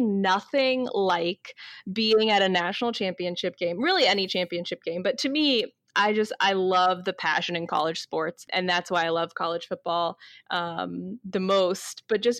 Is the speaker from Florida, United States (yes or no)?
yes; Florida, United States; moved away; I grew up in Florida. I went to Florida State.